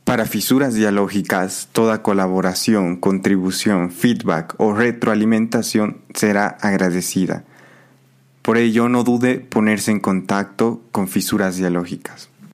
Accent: Cochabamba, Bolivia; moved away as an adult; now in Madrid, Spain; me encuentro en Cochabamba, Bolivia, en la ciudad que me vio nacer

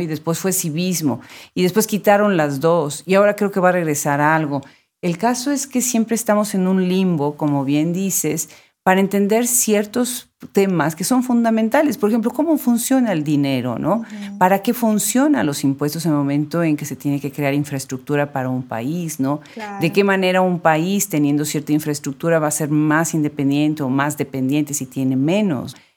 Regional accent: Mexico; moved away; mi país natal, México

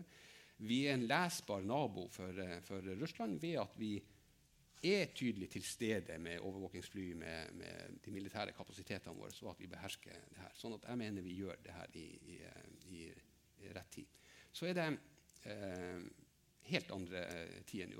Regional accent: Finnmark, Norway; jeg kommer fra Finnmark

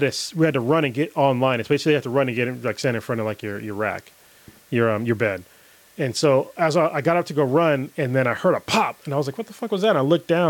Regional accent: United States; I'm an American

